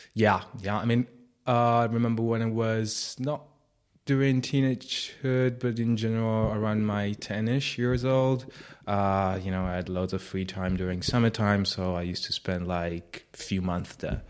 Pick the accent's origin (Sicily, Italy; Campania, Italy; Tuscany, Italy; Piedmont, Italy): Piedmont, Italy; moved away; I grew up in Italy.